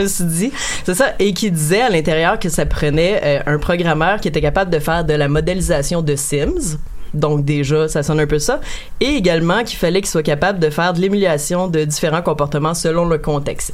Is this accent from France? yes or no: no; Montreal, Quebec, Canada; je suis née à Montréal